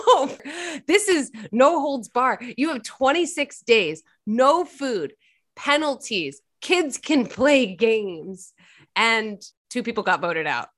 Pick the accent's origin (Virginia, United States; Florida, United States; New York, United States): Virginia, United States; I'm from Virginia